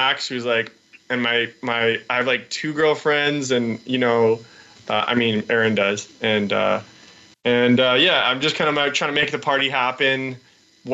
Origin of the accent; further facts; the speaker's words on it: Vancouver, British Columbia, Canada; moved away as an adult; now in Montreal, Canada; I'm originally from Vancouver, British Columbia, which is in the west of the Great North Country of Canada